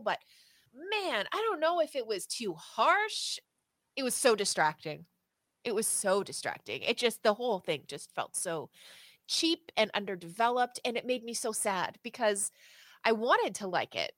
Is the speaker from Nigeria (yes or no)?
no; the Maritimes, Canada; from the Maritimes uh, in Canada, which is like the East Coast, so Nova Scotia, New Brunswick, Prince Edward Island.